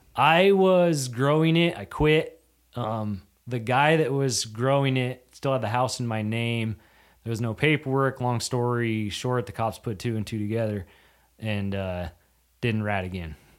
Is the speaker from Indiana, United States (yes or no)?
no; Yakima Valley, Washington, United States; also born or lived in North Dakota; Born, raised there till I was, shoot, I was, uh, eighteen